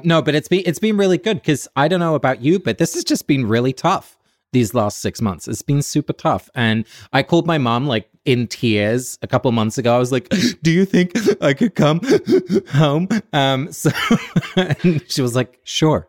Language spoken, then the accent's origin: English; Forest Row, South East England, United Kingdom; moved away as an adult; also born or lived in New York City; now in New York, United States; I'm calling in from my hometown, of, uh, Forest Row in Sussex. So I'm in England